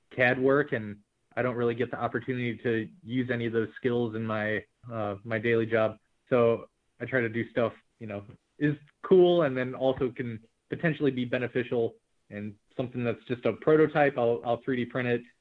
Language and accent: English; St. Louis, Missouri, United States; we're from St. Louis